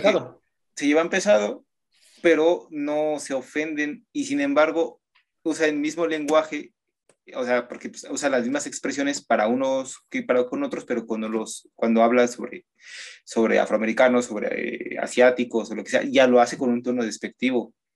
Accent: Mexico; uno como mexicano

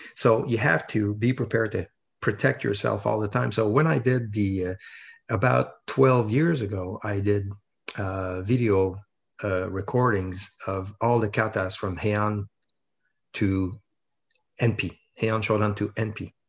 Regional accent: Quebec, Canada; I'm a guy from Quebec

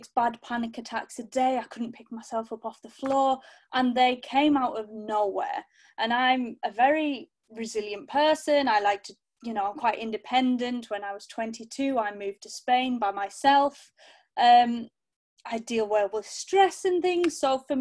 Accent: Cumbria, North West England, United Kingdom; now in East Sussex, United Kingdom; I'm originally from Cumbria, and now I live down in East Sussex with my husband

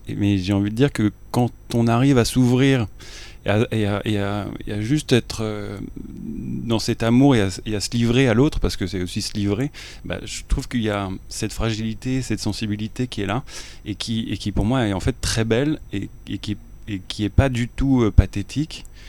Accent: France; je suis française

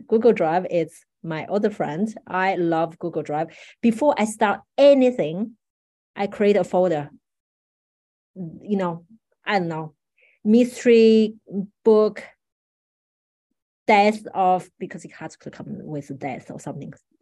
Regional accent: Paris, Île-de-France, France; I grew up in Paris, so I'm relatively familiar with that place

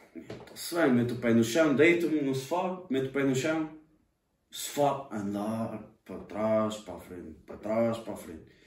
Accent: Fontelas, Portugal; moved away as an adult; now in Covilhã, Portugal; da minha terra de Fontelas, estás a ver? Da, da minha aldeia.

